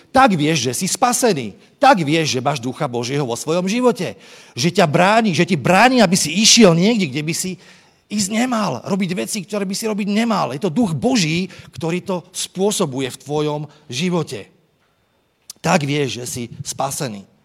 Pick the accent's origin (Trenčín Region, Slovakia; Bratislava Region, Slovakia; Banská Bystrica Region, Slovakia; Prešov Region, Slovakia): Trenčín Region, Slovakia; Trenčín; Ja som vyrastal v Trenčine, kde kadial e, tečie rieka Vách.